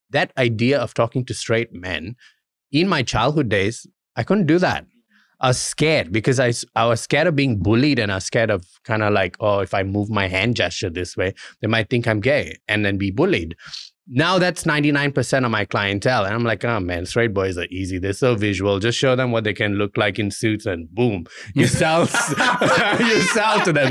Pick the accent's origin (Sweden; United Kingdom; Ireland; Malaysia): Malaysia; now in Australia; I'm Indian, I was born in Malaysia